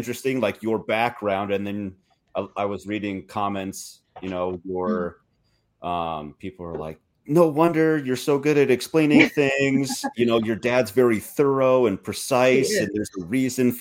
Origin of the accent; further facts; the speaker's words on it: Minnesota, United States; now in Montana, United States; I'm from Minnesota and I live in Montana.